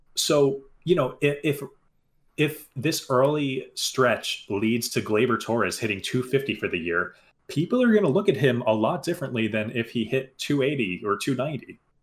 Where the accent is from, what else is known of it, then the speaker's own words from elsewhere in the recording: New Jersey, United States; I'm from New Jersey where everyone drives 75